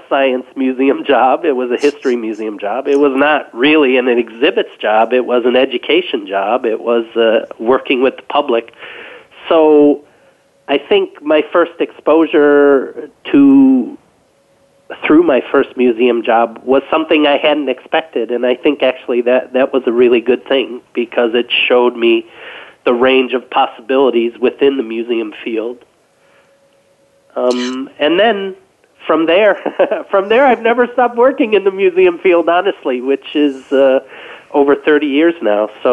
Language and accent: English; Detroit, Michigan, United States; I grew up in Detroit, actually in the city of Detroit